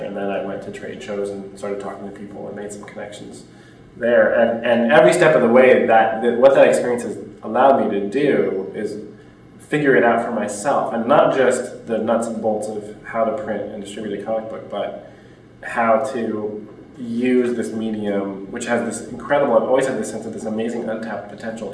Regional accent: United States; as an American

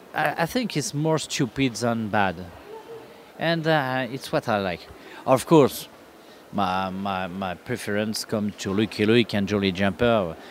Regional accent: France; English is a second language; also born or lived in North Africa; it's not my my first language, but I am like all the French

